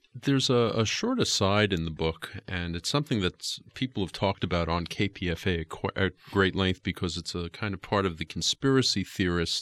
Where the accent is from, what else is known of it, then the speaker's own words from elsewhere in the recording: New York City, New York, United States; I grew up in Queens